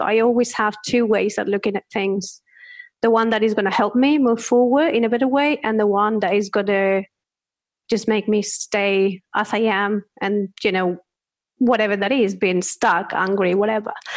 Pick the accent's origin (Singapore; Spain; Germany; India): Spain; English is a second language; moved away; can hear my accent, I am from Spain